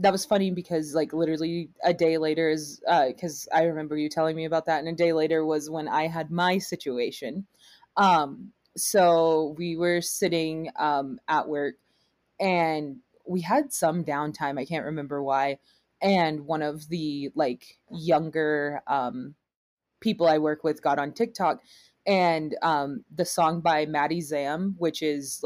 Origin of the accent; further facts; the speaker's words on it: the South, United States; growing up in the South